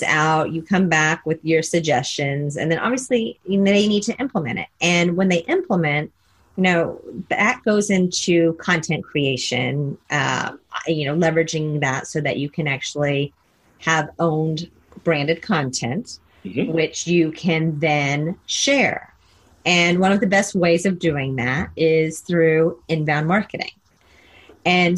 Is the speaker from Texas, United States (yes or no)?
yes; Texas, United States; I'm from Texas